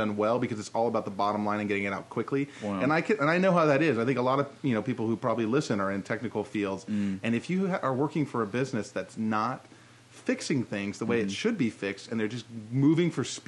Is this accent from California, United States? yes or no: yes; Bakersfield, California, United States; I'm from Bakersfield